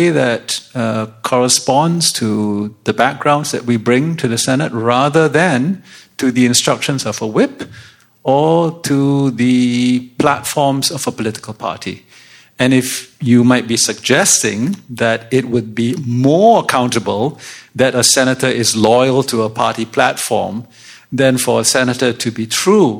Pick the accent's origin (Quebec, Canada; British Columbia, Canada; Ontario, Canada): British Columbia, Canada; I'm from British Columbia.